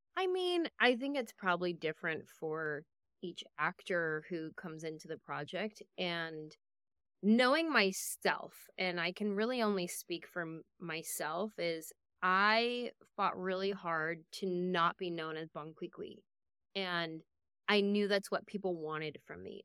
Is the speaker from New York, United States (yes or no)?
no; San Jose, California, United States; I grew up in San Jose